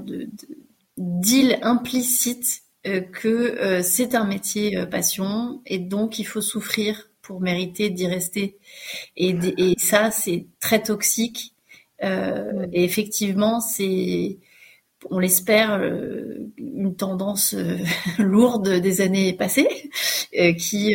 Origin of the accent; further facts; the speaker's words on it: France; accent: French; mon accent français